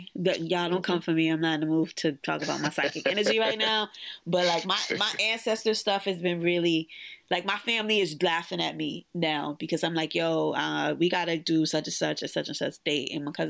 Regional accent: New York City, New York, United States; as a New Yorker who has lived through both of the blackouts, and I've lived through 9/11, I've lived through, you know, a lot of the tragedies that have happened here in New York City

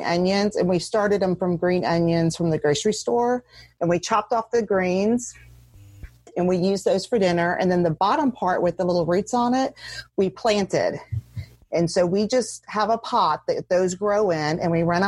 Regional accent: the South of the US, United States; I grew up in the South, and in the South of the US, you have a green with every dinner of some sort.

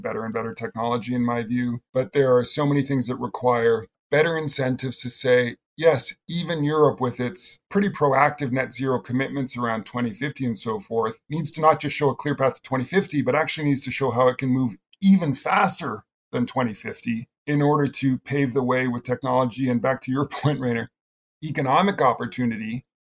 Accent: British Columbia, Canada; I grew up in British Columbia, Canada

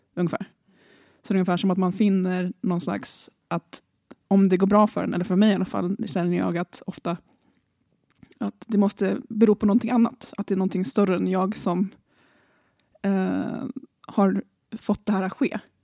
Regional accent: Nacka, Stockholm County, Sweden; Så jag kommer från Nacka, så jag är från Björknäs.

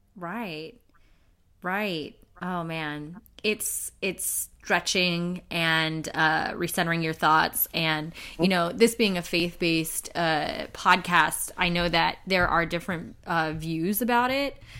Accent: Inglewood, California, United States; I'm from Inglewood, so mm-hmm. I grew up in the hood

